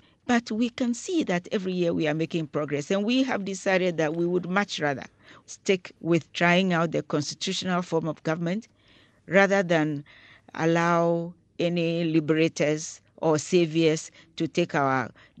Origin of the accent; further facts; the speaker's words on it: Ghana; as a Ghanaian